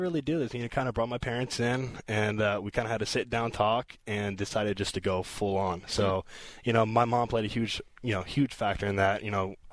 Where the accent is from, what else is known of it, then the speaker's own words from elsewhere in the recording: Lafayette, California, United States; born and raised in the Bay Area, down in California, Lafayette, California